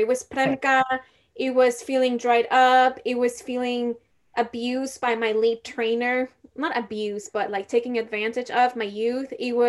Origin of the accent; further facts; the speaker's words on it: Mexico; I'm not from India, I'm from Mexico.